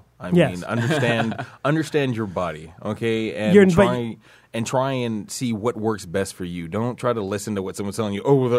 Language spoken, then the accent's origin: English; United States; I'm an American